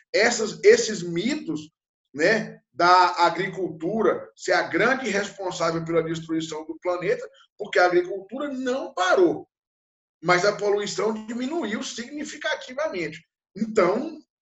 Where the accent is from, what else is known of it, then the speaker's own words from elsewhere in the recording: interior of Minas Gerais, Brazil; eu, que sou do interior de Minas Gerais, numa região muito pobre, que nasci na década de 60